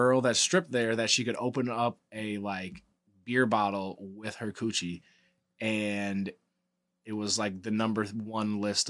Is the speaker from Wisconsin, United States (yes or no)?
yes; Wisconsin, United States; I grew up in Wisconsin.